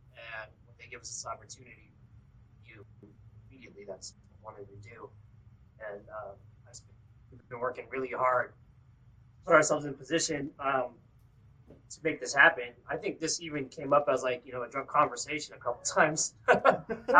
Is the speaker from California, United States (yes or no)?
yes; Bay Area, California, United States; moved away as an adult; now in Sacramento, United States; We're from the Bay Area, but Sacramento is home now.